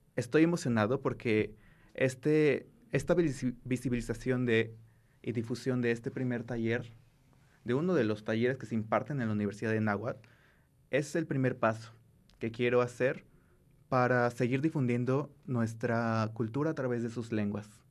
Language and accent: Spanish; Mexico; nuestra identidad como mexicanos